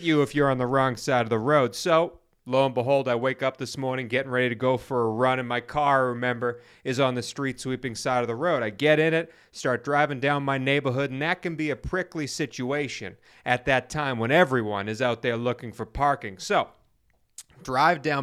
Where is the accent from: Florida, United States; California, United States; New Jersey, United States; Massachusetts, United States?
Massachusetts, United States; Weymouth; I grew up in East Weymouth, Massachusetts.